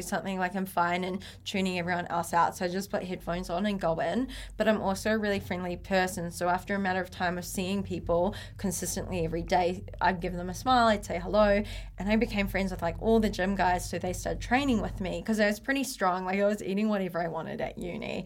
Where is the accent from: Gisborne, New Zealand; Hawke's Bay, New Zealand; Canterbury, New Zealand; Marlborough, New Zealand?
Marlborough, New Zealand; Blenheim; moved away as an adult; also born or lived in Taupo / Waikato / Auckland; I was born in Taupo, but uh, brought up in Blenheim. So small town